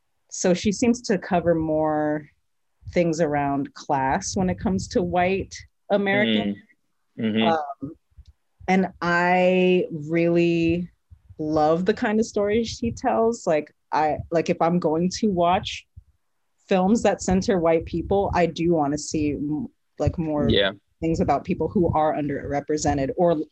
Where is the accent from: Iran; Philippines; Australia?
Philippines; Some people don't see me as Filipino.